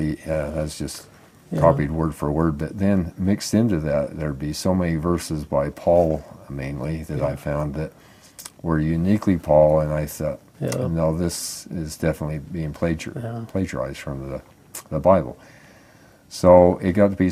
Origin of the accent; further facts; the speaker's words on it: Bountiful, Utah, United States; I grew up in Bountiful